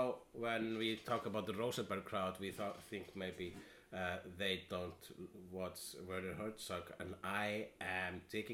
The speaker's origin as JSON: {"language": "English", "country": "Iceland", "said": "And I am an Icelandian."}